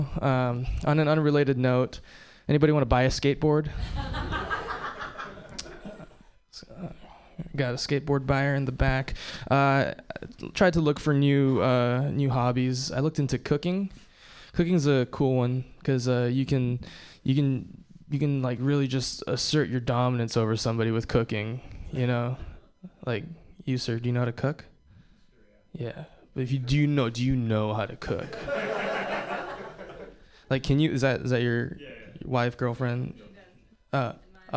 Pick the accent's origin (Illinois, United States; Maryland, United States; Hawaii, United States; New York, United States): Hawaii, United States; I was born and raised in Hawaii